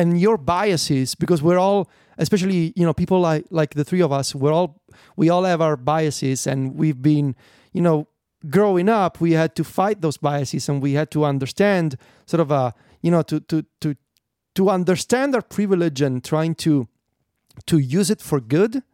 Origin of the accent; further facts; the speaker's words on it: Italy; I'm Italian